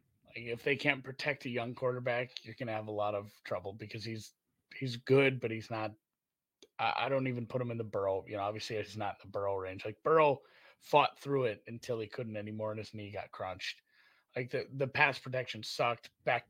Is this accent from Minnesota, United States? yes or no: yes; Minnesota, United States; I'm from Minnesota